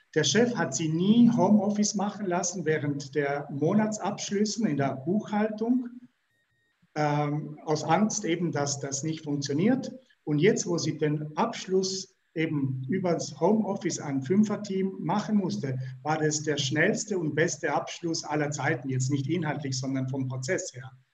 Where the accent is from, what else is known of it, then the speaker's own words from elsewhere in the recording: Switzerland; wir als Schweizer